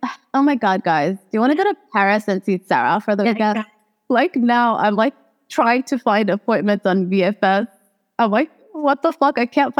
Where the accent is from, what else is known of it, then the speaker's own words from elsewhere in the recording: Saudi Arabia; Like the American kids I grew up with in Saudi, they would like try to do like in the cafeteria, food fight.